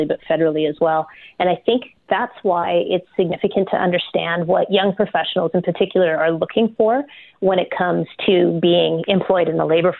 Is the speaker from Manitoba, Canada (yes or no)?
yes; Manitoba, Canada; moved away as an adult; also born or lived in London, England / Winnipeg / Neepawa / Portage la Prairie; now in Calgary, Canada; I moved to Manitoba from London, England in 1973 with my mom and dad and my grandparents. And we moved into St. Vital.